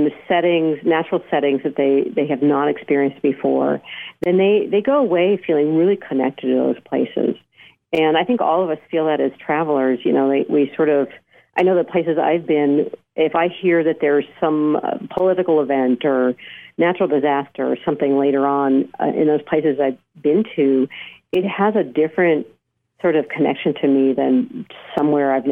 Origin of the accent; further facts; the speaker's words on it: Southern California, United States; I grew up in Southern California